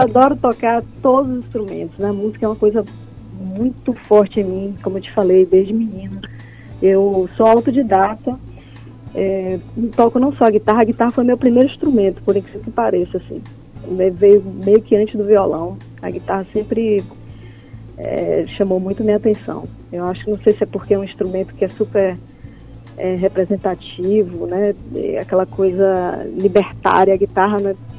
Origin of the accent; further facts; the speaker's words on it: interior of Bahia, Brazil; also born or lived in Salvador; Eu sou do interior da Bahia